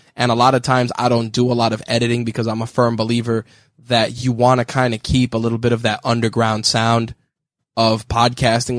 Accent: New York City, New York, United States; I was born in the Bronx, and then I moved later on to the borough of Queens

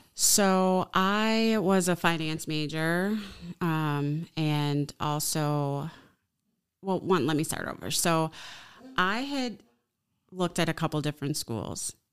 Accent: Chicago, Illinois, United States; now in Oshkosh, United States; I'm from Chicago

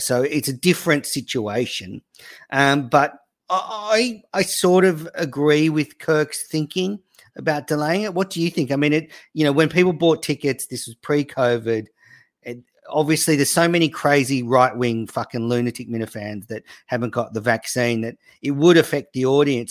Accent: Australia; also born or lived in New South Wales; I'm Australian

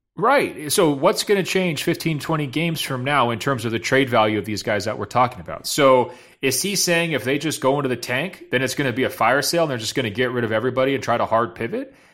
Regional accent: Los Angeles, California, United States; the two teams in my hometown

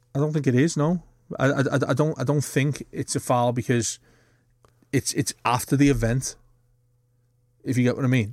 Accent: Bootle, North West England, United Kingdom; born or raised there

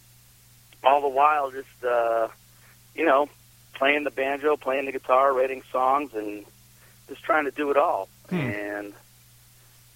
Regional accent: south of Boston, Massachusetts, United States; moved away as an adult; now in Vermont, United States; I grew up down in Massachusetts, down in south of Boston.

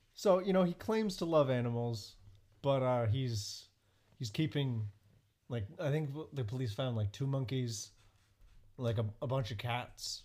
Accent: Colorado, United States; moved away; also born or lived in New York; I was born in Colorado

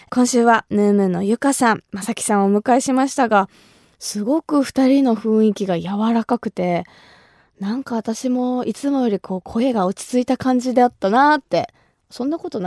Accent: Kumamoto, Japan; 私が生まれ育った熊本

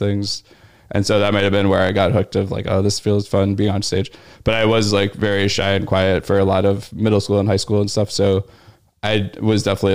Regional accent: Louisville, Kentucky, United States; moved away as an adult; also born or lived in Pittsburgh, Pennsylvania / Beloit, Wisconsin / Chicago, Illinois; now in New York, United States; The college town was like definitely a lot smaller than my hometown.

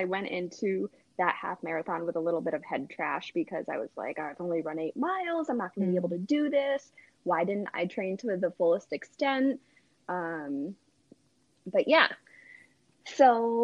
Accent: Connecticut, United States; moved away as an adult; now in New Hampshire, United States; I grew up in Connecticut originally

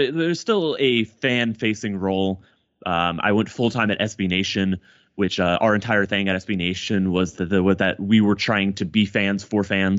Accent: Plano, Texas, United States; But I grew up in Plano, which for international Mavs fans who probably don't know the Dallas Metroplex area is a suburb about maybe 45 minutes north.

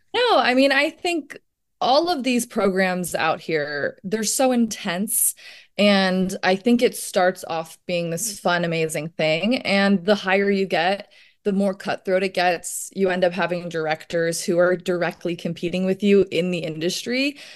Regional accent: Virginia, United States; growing up in Virginia

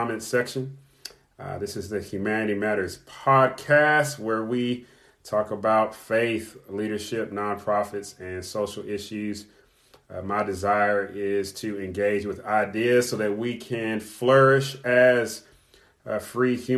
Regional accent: Kentucky, United States; moved away; also born or lived in California; the state of Kentucky, my home state

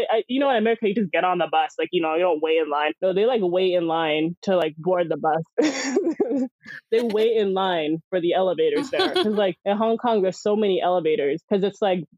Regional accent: United States; I'm American

